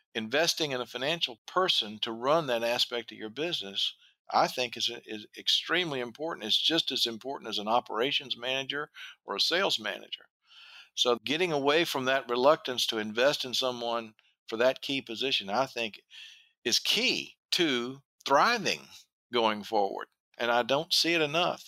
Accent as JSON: {"language": "English", "region": "the South", "country": "United States", "said": "I'm from the South"}